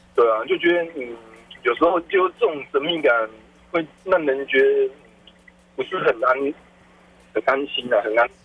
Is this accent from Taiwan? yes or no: yes; northern Taiwan, Taiwan; 我是北部人